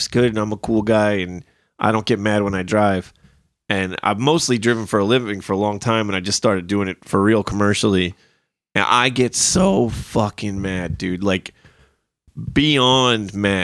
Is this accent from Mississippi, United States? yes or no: no; New Jersey, United States; We Jersey drivers